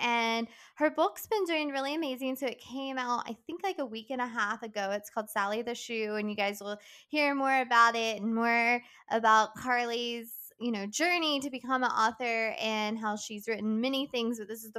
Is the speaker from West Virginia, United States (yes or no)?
yes; West Virginia, United States; moved away; I went home to West Virginia